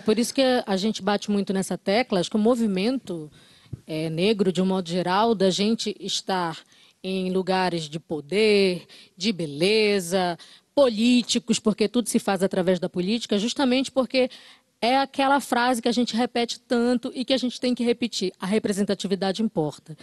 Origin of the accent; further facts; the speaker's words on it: Brazil; todo todo brasileiro tem sangue é criolo